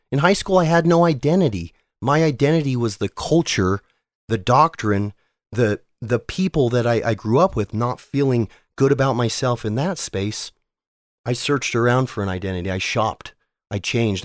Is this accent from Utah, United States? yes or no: yes; South Jordan, Utah, United States; also born or lived in Salt Lake City, Utah / Murray, Utah; I was born in 1979 in Salt Lake City, Utah. I grew up in South Jordan with a stop along the way in Murray